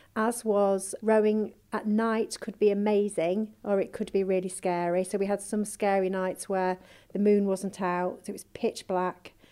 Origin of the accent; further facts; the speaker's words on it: Yorkshire and the Humber, United Kingdom; we're four mums from Yorkshire